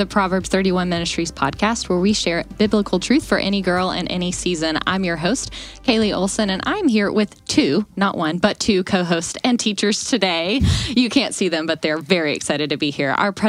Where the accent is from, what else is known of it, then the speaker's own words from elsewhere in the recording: the South, United States; moved away as an adult; now in Charlotte, United States; I grew up in the South where all of my parents are. And after college, moved to here, Charlotte, North Carolina, left everyone back at home.